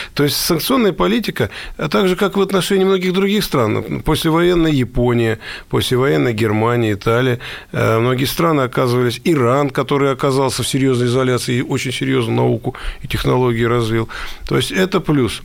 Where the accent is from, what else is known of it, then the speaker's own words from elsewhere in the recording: Russia; мы, россияне